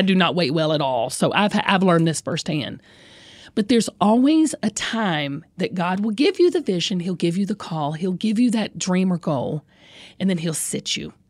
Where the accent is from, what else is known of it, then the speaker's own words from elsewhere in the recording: the South, United States; I'm from the South